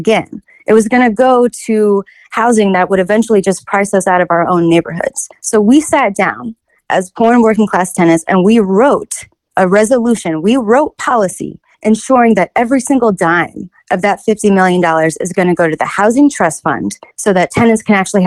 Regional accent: Kansas City, Missouri, United States; I'm born and raised in Kansas City. I've lived here my whole life.

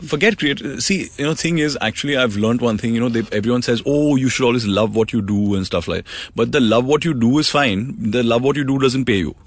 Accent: Mumbai, Maharashtra, India; I grew up in Mumbai. I'm born and raised here.

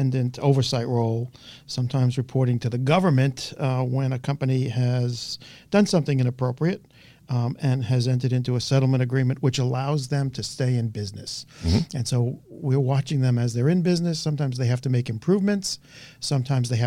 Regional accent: New York, United States; also born or lived in Brooklyn / Queens; I was born in Brooklyn, spent the early years there. Then we moved out to Queens. So my, experience as a young kid was playing on the streets of New York

